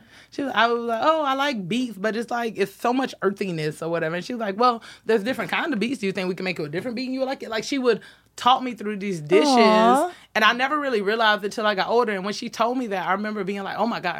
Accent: the South, United States; now in Los Angeles, United States; And, like, I'm from the South, like, small town.

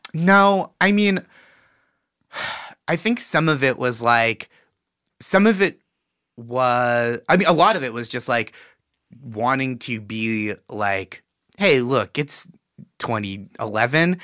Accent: Boston, Massachusetts, United States; I'm from Boston

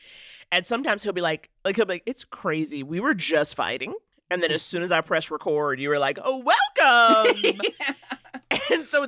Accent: New York City, New York, United States; Okay, I'm from New York. And I always say I'm from a pre-gentrified Harlem.

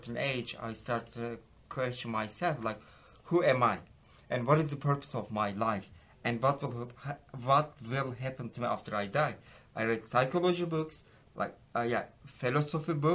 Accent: Ephesus, İzmir, Turkey; English is a second language; moved away as an adult; now in Texas, United States; I'm from Ephesus

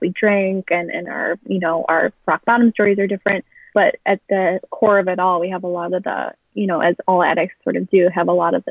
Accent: Midwest, United States; now in Chicago, United States; I grew up in the Midwest. I'm currently living in Chicago.

